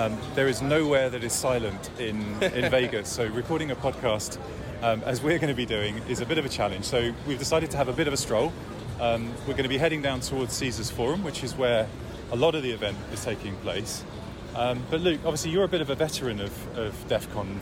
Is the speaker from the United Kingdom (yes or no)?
yes; United Kingdom; being British